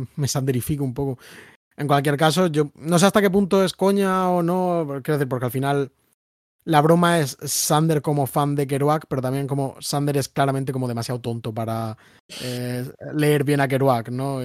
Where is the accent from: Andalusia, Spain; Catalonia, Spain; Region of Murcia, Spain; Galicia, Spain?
Region of Murcia, Spain; Murcia; yo, que soy de Murcia, que es un sitio de donde se va la gente